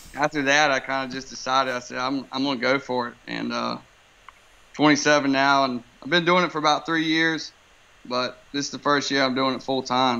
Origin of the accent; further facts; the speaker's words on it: Wilmington, North Carolina, United States; born and raised here in Wilmington